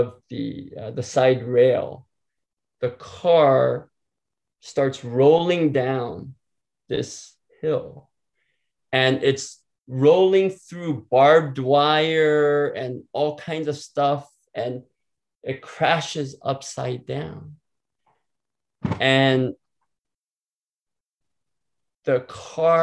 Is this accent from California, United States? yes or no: yes; San Diego, California, United States; I grew up in San Diego, California